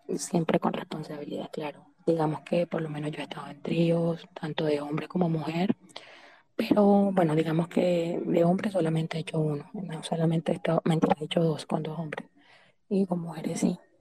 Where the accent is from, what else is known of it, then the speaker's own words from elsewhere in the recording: Santa Marta, Magdalena, Colombia; soy costeña, soy de Santa Marta.